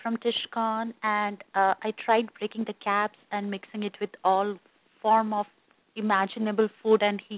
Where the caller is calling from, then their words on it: North Carolina, United States; I'm calling from North Carolina